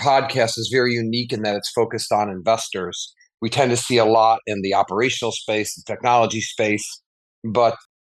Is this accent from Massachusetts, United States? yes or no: no; Chicago, Illinois, United States; I grew up in Chicago.